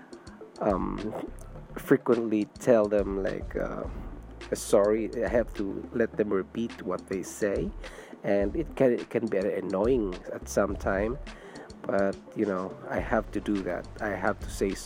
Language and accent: English; Philippines; English is a second language; moved away as an adult; also born or lived in Singapore; now in Canada; I was born in Philippines, but I worked in Singapore for about 5 years